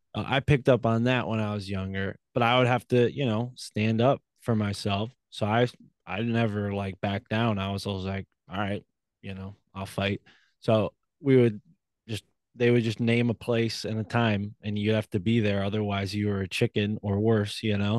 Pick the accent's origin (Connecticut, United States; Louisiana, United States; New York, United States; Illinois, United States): Connecticut, United States; Milford; I was raised in New Haven County in a town named Milford outside of New Haven